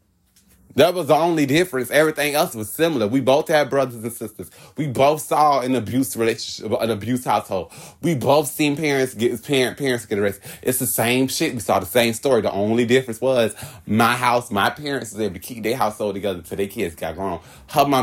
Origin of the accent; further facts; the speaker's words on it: Hollywood, Florida, United States; I'm from Hollywood.